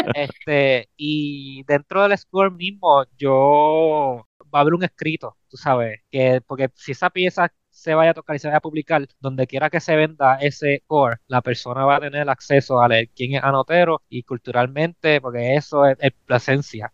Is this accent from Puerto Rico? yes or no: yes; Puerto Rico; moved away as an adult; now in Los Angeles, United States; yo soy puertorriqueño